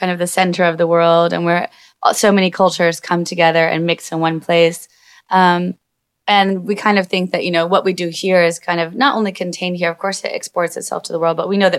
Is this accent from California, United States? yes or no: yes; California, United States; moved away; also born or lived in Asheville, North Carolina; I'm originally from California, but lived in North Carolina in Asheville in the mountains.